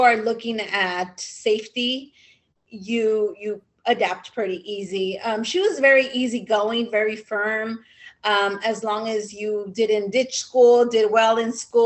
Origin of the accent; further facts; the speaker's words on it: California, United States; also born or lived in Mexico; I was raised in California.